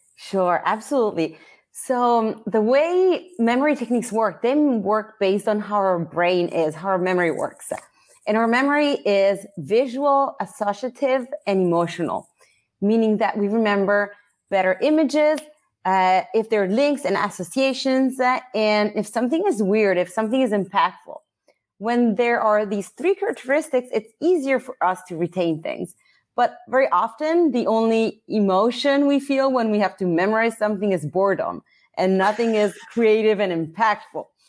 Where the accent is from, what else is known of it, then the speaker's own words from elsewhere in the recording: Italy; English is a second language; moved away as an adult; also born or lived in Philadelphia, United States (mother's birthplace); now in United States; I was born and raised in Italy